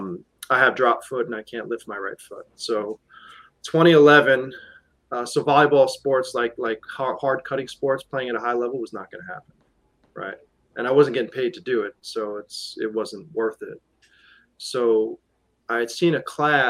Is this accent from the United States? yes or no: yes; New York, United States; we're from New York